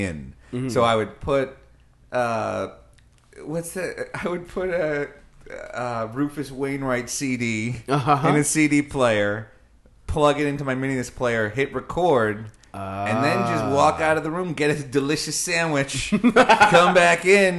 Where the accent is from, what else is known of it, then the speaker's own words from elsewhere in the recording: Long Island, New York, United States; I grew up on Long Island, New York.